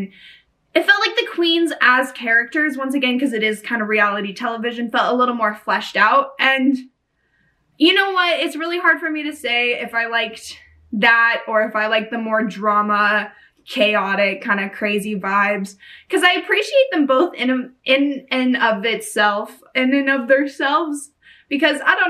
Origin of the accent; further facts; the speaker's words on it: Canada; I'm coming from Canada